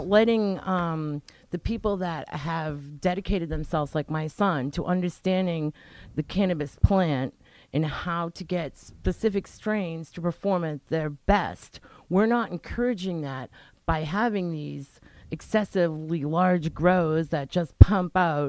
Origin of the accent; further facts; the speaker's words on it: Rhode Island, United States; And you can tell we're from Rhode Island.